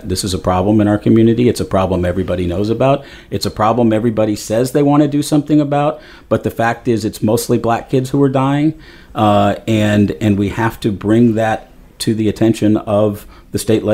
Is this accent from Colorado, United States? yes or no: yes; Littleton, Colorado, United States; moved away as an adult; also born or lived in Denver, Colorado / Scottsdale, Arizona; I grew up in Littleton. Not far from Columbine